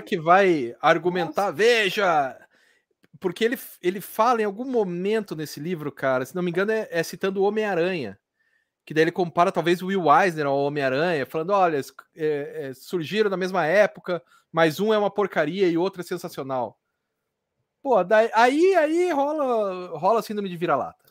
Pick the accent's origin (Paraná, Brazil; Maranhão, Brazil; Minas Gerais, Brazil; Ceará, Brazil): Paraná, Brazil; Curitiba; eu sou de Curitiba, não sou de São Paulo.